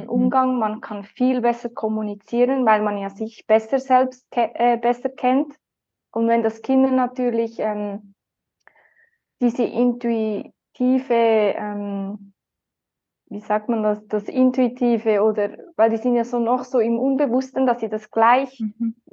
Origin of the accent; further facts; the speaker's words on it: Lucerne, Switzerland; Ich komme aus der Schweiz, in der Umgebung von Luzern